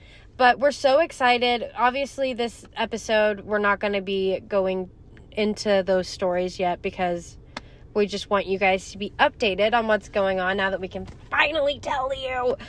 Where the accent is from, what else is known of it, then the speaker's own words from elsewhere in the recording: Texas, United States; moved away as an adult; now in Wyoming, United States; even though I'm from Texas